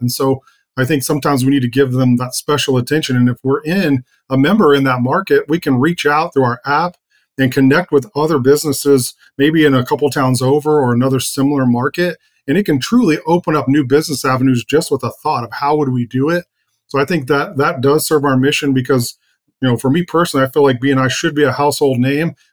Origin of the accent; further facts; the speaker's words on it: Oklahoma, United States; I come from a pretty small town